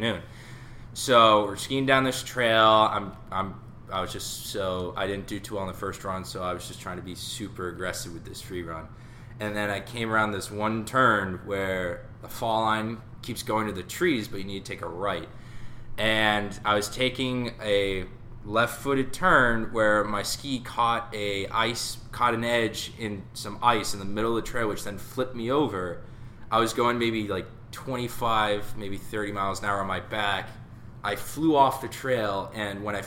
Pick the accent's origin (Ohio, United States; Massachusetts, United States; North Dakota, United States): Massachusetts, United States; Norwell; I am from Norwell, Massachusetts, and I'm currently a junior at SMU